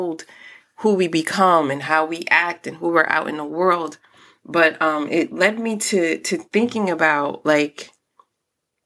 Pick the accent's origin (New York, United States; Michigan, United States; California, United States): New York, United States; New York City; also born or lived in Newark; I'm from Brooklyn. I've lived in Newark. Like, the streets also raised me a lot